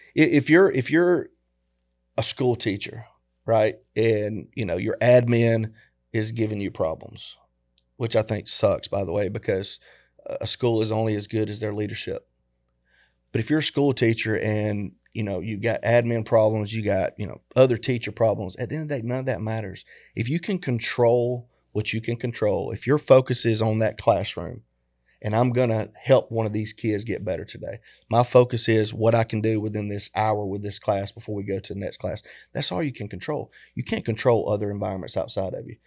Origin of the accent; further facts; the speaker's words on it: the South, United States; we grew up in the South